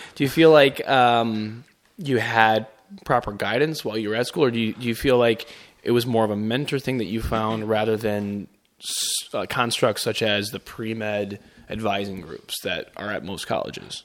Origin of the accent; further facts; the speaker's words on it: Chicago, Illinois, United States; moved away as an adult; also born or lived in Grand Rapids, Michigan; I am born, raised in Chicago